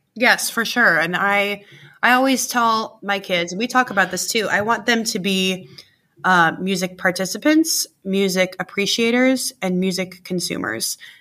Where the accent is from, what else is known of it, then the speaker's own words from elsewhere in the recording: Gahanna, Ohio, United States; where I grew up in Gahanna